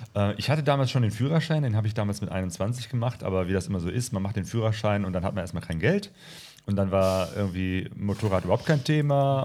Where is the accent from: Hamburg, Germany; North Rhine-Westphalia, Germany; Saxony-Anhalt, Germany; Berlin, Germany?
North Rhine-Westphalia, Germany; Bergisch Gladbach; also born or lived in Hattingen / Bochum / Witten / Remagen; now in Essen, Germany; ursprünglich äh, komme ich aus Bergestadtbach bei Köln